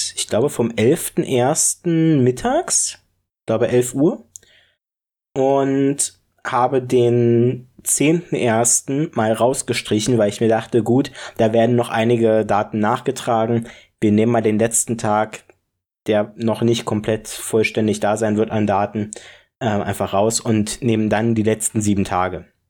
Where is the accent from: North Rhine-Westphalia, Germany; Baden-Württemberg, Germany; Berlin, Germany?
Berlin, Germany; Ich komme ja aus der Ecke, deswegen vielleicht finde, verbinde ich da auch was Persönliches mit. Spandau